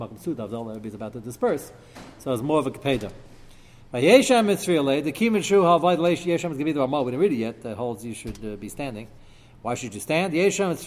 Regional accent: United States; As an American

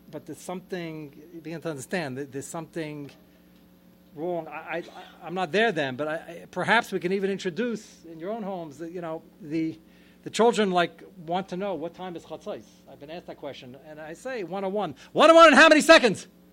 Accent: United States; I'm more American than anybody sitting here. I'm fifth generation American

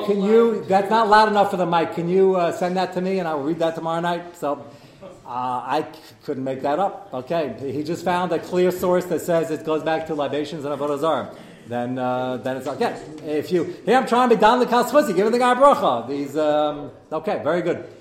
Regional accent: United States

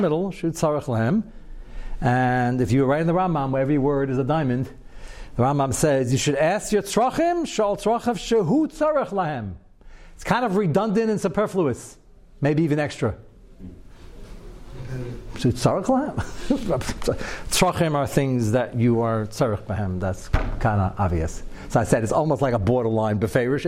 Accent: United States; I'm as American as everybody else and quite young.

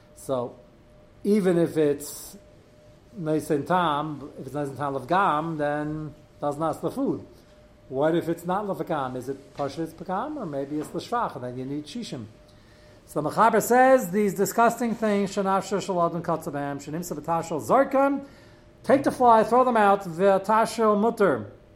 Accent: New York City, New York, United States; I grew up in Brooklyn.

